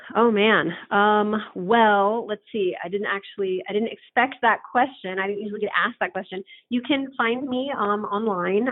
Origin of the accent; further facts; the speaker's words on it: San Francisco, California, United States; San Francisco, my hometown city